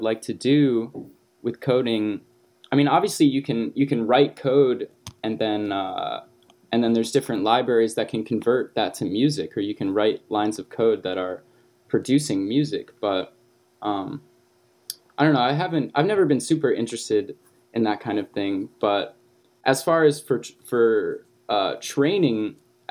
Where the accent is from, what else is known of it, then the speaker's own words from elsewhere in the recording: Ohio, United States; moved away as an adult; now in Vermont, United States; I grew up in Ohio, actually. And then I'm living in Vermont because I went to college